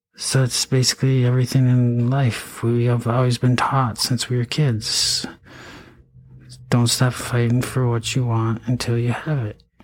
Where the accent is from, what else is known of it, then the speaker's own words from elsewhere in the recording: Eau Claire, Wisconsin, United States; also born or lived in St. Cloud, Minnesota; I went to you know high school in Eau Claire, Altoona. I mean, um, I was born in Eau Claire